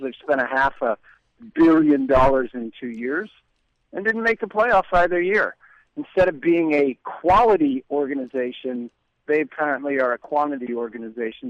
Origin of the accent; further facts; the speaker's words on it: New York, United States; moved away; I'm obviously originally from New York